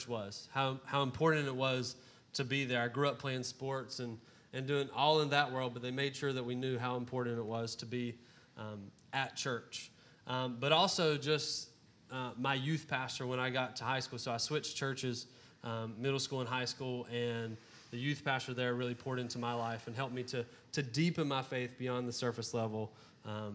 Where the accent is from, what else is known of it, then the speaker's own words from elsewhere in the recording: Beulaville, North Carolina, United States; My hometown is Beulahville, North Carolina